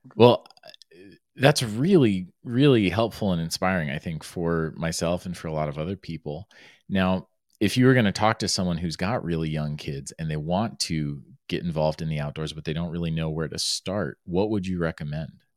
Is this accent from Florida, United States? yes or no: yes; Florida, United States; moved away; also born or lived in Arizona; I grew up in Florida, I was by the Everglades National Park